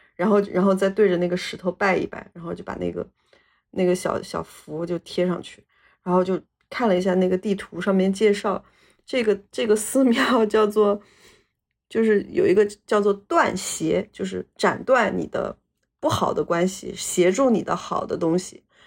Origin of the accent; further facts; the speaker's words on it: Hunan, China; moved away; 我们老家的，湖南老家